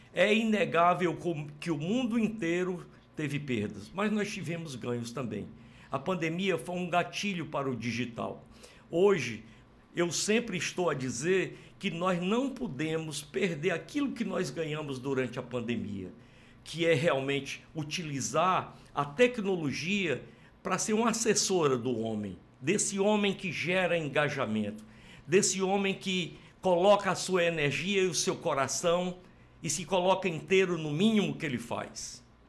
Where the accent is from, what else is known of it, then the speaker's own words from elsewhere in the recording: Sobral, Ceará, Brazil; eu sou de United States of Sobral